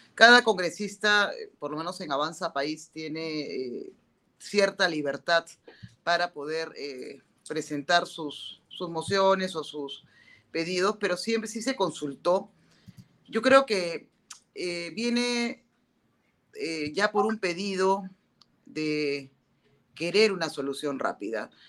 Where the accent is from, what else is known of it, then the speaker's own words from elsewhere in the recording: Peru; ese respeto que nos tenemos como peruanos